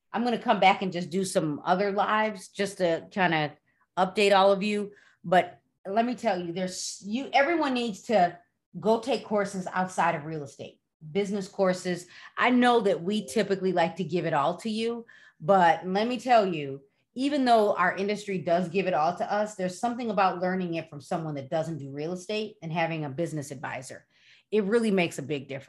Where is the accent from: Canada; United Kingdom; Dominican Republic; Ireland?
Dominican Republic; English is a second language; I'm from the Dominican Republic. I need so much English.